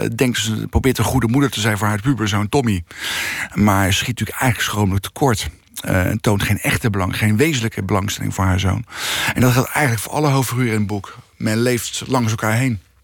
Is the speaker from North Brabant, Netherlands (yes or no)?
no; The Hague, South Holland, Netherlands; ik ben opgegroeid in Bezuidenhout